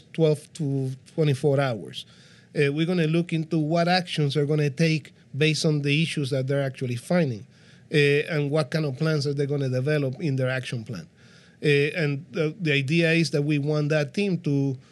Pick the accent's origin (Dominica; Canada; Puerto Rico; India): Puerto Rico; I'm from Puerto Rico